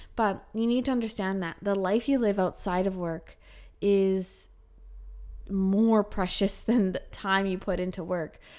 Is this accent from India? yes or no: no; Kelowna, British Columbia, Canada; moved away as an adult; also born or lived in Calgary; in Canada, in Kelowna, my hometown, I worked nine to five